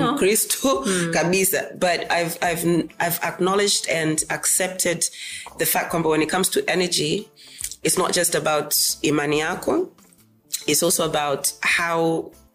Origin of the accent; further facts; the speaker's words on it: Meru, Arusha, Tanzania; mimi ni mmeru kwetu ni arusha uh, my oldest memory ya meru is ku kukimbia kwenye uh, shamba la kahawa kwa babangu